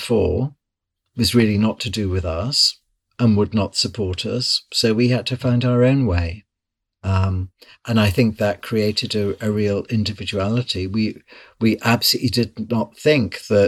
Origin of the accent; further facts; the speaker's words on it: near Liverpool, North West England, United Kingdom; moved away; also born or lived in London; I grew up in near Liverpool.